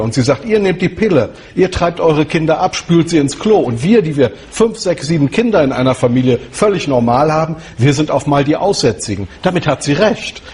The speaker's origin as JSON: {"language": "German", "country": "Germany", "said": "ich bin ein Deutscher"}